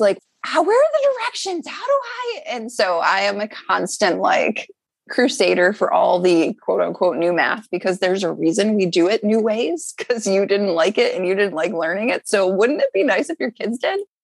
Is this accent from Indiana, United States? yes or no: no; Syracuse, New York, United States; moved away as an adult; also born or lived in New Jersey; now in Philadelphia, United States; I grew up in Syracuse, New York